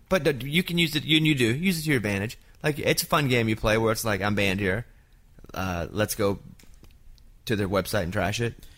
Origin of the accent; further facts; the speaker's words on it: Arkansas, United States; moved away; also born or lived in Austin, Texas; I grew up in Arkansas